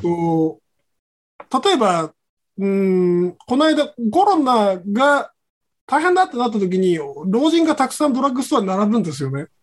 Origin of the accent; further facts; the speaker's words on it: Kagoshima, Japan; moved away as an adult; now in Tokyo, Japan; 僕も鹿児島出身としては